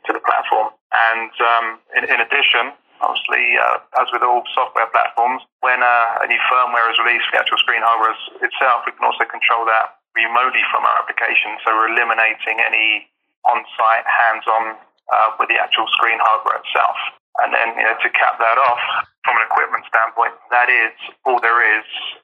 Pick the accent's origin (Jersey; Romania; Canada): Jersey; accent: strong Jersey; my strong Jersey accent